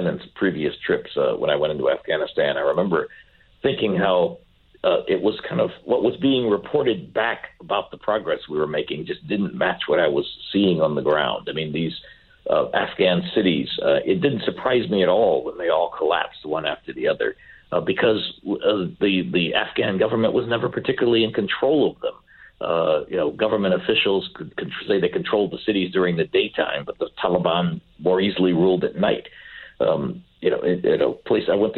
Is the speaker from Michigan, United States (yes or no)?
yes; Michigan, United States; my home state senator, Senator Carl Levin